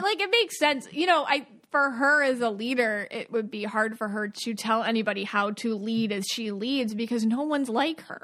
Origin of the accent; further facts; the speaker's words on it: Buffalo, New York, United States; now in Florida, United States; I'm from Buffalo, and I, but I live in Florida